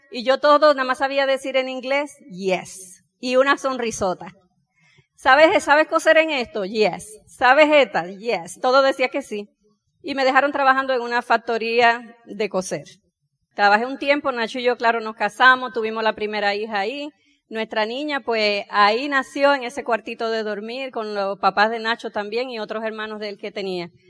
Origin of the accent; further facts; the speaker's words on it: Puerto Rico; also born or lived in Dominican Republic; yo nací, como dijeron, en la República Dominicana. Tanto pequeña, mis papás se mudaron a Puerto Rico y me llevaron a vivir para allá. Crecí allá en Puerto Rico.